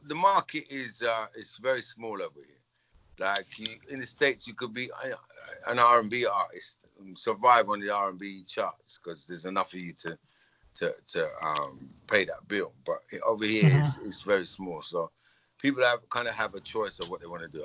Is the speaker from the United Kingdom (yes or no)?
yes; England, United Kingdom; being English as well. Living in England